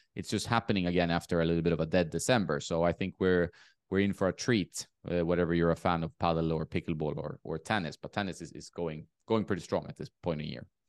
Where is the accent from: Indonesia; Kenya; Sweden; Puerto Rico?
Sweden; moved away; also born or lived in Marbella; my hometown in sweden